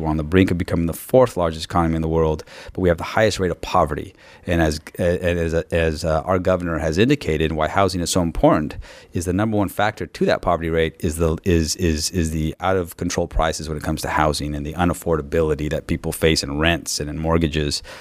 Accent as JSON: {"language": "English", "area": "San Benito County", "region": "California", "country": "United States", "said": "I'm from San Benito County"}